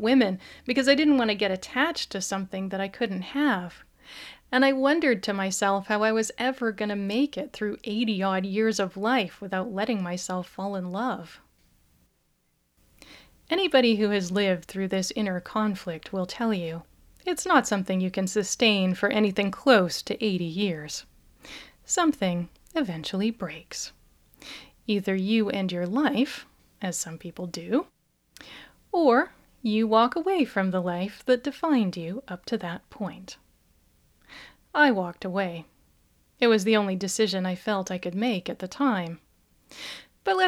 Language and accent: English; Canada; I am Canadian